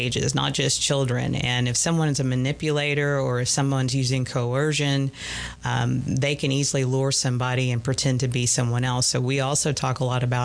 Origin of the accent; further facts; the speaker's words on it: the South, United States; we're from the South